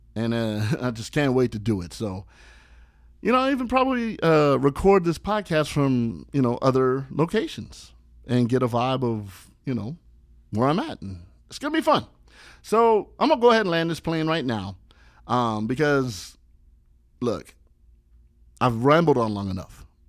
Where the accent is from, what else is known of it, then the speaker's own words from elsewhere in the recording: Los Angeles, California, United States; I'm that tourist that'll represent my hometown in a different city